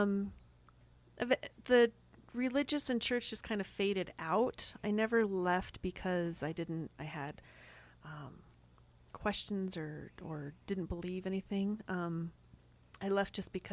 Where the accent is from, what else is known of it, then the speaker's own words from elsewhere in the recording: California, United States; also born or lived in Long Beach, California / Salt Lake City, Utah / Payson, Utah / Goshen, Utah; now in Utah, United States; I grew up mostly in California. We moved out to Salt Lake City for a few years.